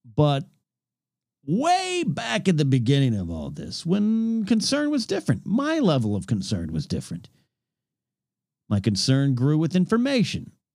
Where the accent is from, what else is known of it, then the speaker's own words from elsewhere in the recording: Five Cities area, California, United States; That was the two junior highs in my Five Cities area of my hometown